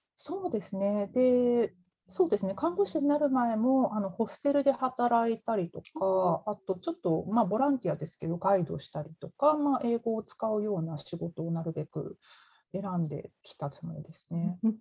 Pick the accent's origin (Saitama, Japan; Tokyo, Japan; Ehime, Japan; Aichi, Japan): Tokyo, Japan; moved away as an adult; now in Canada; 私、東京の出身なんですけど、あの東京に米軍基地があって、その近くに住んでたんですね。